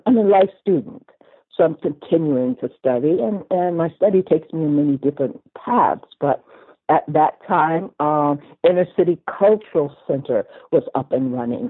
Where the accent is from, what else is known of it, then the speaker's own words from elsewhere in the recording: Washington, District of Columbia, United States; I was born in Washington, D.C.